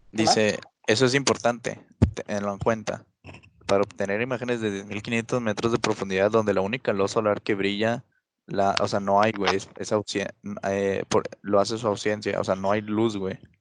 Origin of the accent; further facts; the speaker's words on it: Mexico; soy, mexicano.